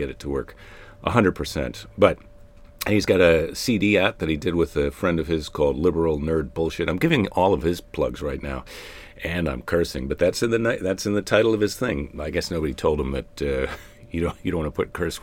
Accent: Midwest, United States; I'm from the Midwest, where we say guys when we could mean all the genders

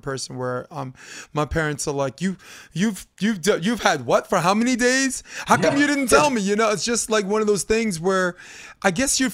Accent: New York, United States; moved away as an adult; I'm from New York

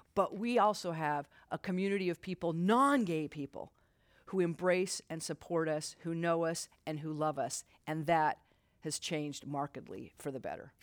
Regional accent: Utah, United States; moved away as an adult; I grew up Mormon in Utah

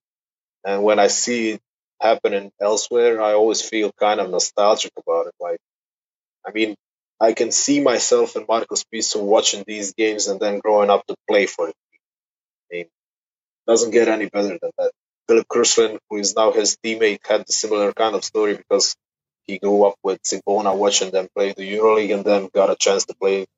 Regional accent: Split, Split-Dalmatia County, Croatia; I'm from Split

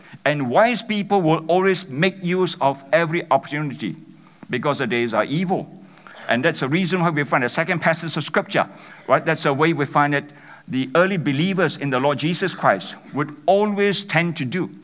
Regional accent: Malaysia; I'm from Malaysia

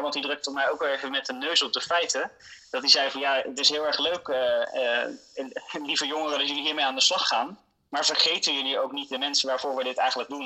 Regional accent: Netherlands; als Nederlanders

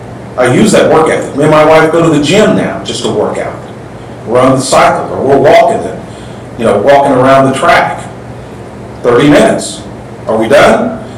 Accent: Texas, United States; I grew up in Texas, where football is so big.

